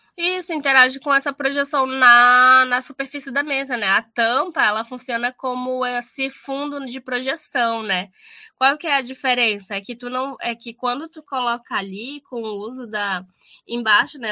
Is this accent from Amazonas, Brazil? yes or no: yes; Amazonas, Brazil; moved away as an adult; now in Rio Grande do Sul, Brazil; eu que vim do Amazonas e vim estudar no Rio Grande do Sul